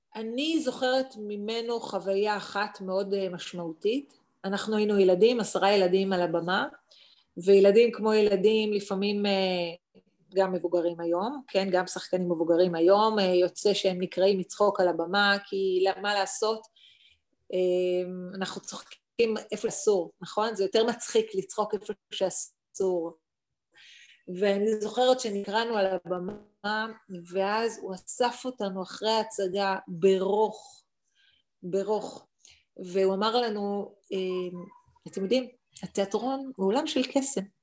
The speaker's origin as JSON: {"language": "Hebrew", "town": "Ramat HaSharon", "region": "Tel Aviv District", "country": "Israel", "tie": "born or raised there", "said": "גדלתי ברמת שרון"}